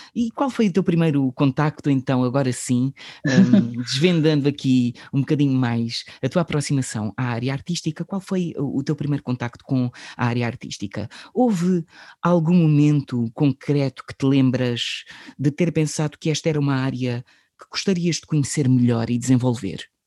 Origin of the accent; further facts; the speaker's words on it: Setúbal, Portugal; porque nós somos de, de Setúbal